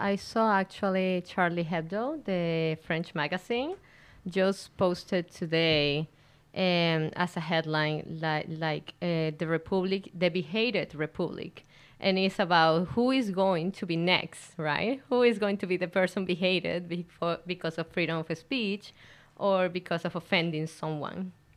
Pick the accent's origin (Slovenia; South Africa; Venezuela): Venezuela; moved away as an adult; now in Canada; I am a lawyer from Venezuela